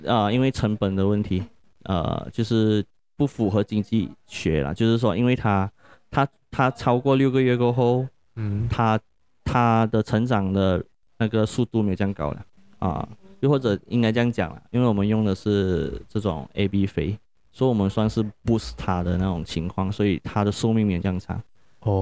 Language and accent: Chinese; Malaysia; 我们 Malaysia 的人